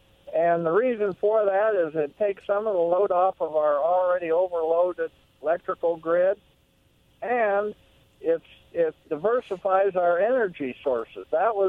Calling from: Pasco, Washington, United States; I'm calling right from here in Pasco.

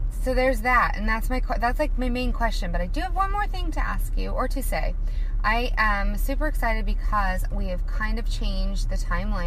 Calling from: Portland, Oregon, United States; I am calling you from Portland, Oregon

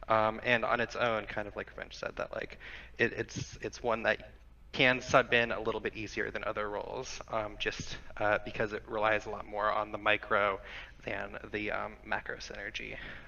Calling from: Southern Oregon, United States; Calling from Southern Oregon.

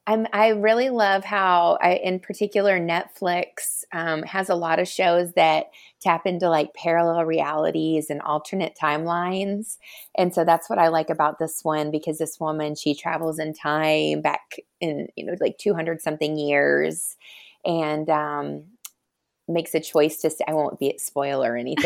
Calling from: Wisconsin, United States; Yes, I'm tuning in from West Dallas, Wisconsin, which is just right on the edge of Milwaukee.

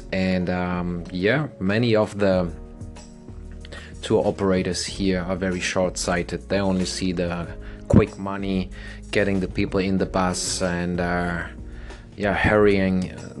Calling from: Playa del Carmen, Quintana Roo, Mexico; English is a second language; Playa del Carmen, beautiful town, which I'm calling my hometown now since 6 years.

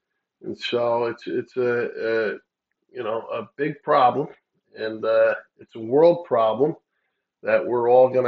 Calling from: New York, United States; I am calling you from New York.

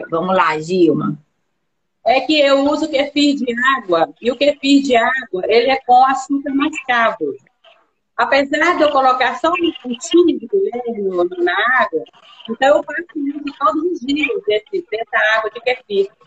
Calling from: Ipatinga, Minas Gerais, Brazil; Eu falo de Ipatinga, Minas Gerais.

